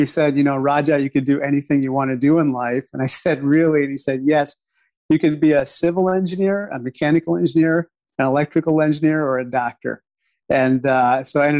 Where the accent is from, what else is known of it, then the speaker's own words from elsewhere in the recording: Peoria, Illinois, United States; also born or lived in New Delhi, India / Chicago; people I grew up with in Peoria